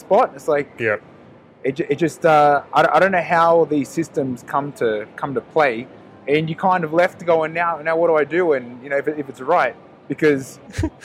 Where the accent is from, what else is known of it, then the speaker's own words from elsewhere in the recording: Australia; now in Mexico; I'm Aussie